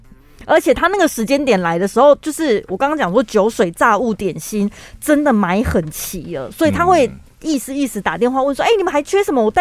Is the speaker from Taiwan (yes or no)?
yes; Taiwan; 台湾人不免俗的，多多少少就会想说来烤肉一下，比较应景。